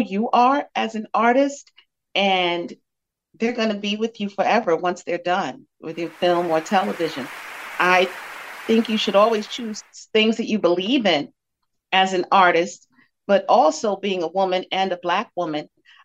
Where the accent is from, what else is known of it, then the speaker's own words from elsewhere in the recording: New York City, New York, United States; also born or lived in Bed-Stuy / Bushwick / Crown Heights; I was born in Bed-Stuy. I lived in Bed-Stuy the first 9 years of my life, and then we moved to Bushwick. So I was in Bushwick for a chunk of my life. Then there was Crown Heights and East New York mixed in as well. But yeah, I'm a Brooklyn